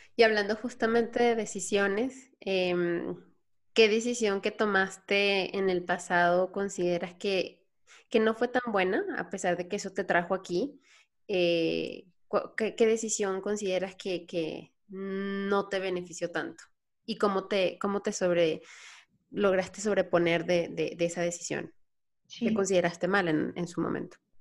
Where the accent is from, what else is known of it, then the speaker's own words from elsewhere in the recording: Venezuela; moved away as an adult; now in Mexico; soy venezolana, tengo tres años aquí. Yo, yo me, salí de Venezuela